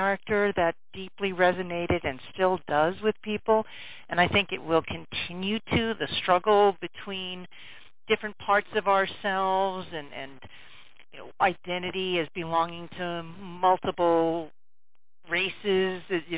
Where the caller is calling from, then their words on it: Vermont, United States; calling from Vermont.